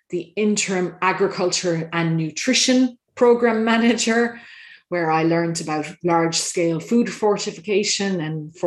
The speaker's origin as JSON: {"language": "English", "country": "Ireland", "said": "As an Irish person overseas"}